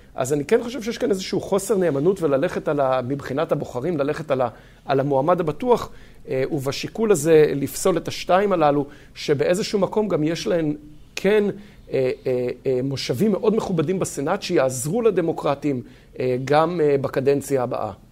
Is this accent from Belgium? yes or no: no; Israel; moved away; לנו כישראלים